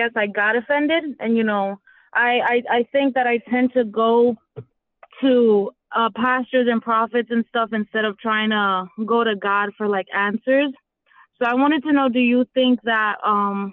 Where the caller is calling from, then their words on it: Florida, United States; I'm calling from Florida.